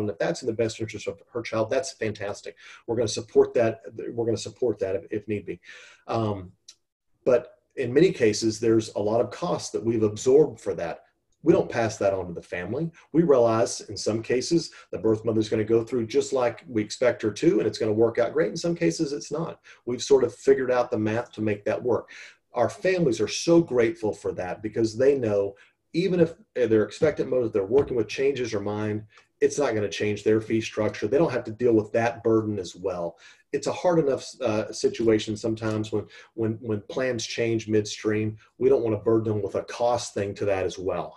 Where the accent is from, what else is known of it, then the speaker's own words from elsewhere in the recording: Texas, United States; born and raised in Texas